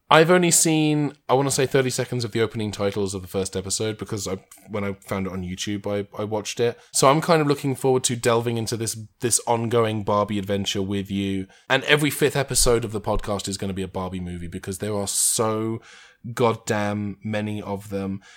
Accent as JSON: {"language": "English", "country": "United Kingdom", "tie": "born or raised there", "also_born_or_lived": "Los Angeles", "said": "There was one in my hometown"}